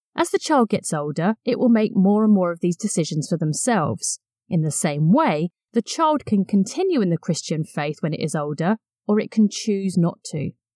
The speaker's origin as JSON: {"language": "English", "town": "Brighton", "region": "South East England", "country": "United Kingdom", "tie": "born or raised there", "said": "I grew up in Brighton and used to attend beach baptisms"}